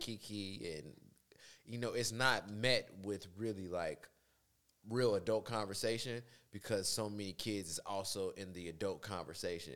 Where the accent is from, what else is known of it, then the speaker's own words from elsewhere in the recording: Chicago, Illinois, United States; also born or lived in Dolton, Illinois; I'm from South Shore. Period. Um, Chicago, born and raised